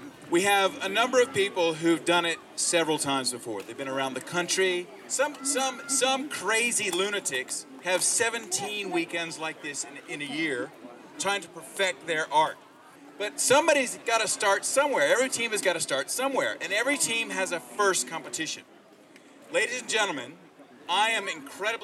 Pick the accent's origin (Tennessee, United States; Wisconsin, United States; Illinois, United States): Tennessee, United States; now in Australia; I'm a boy from Tennessee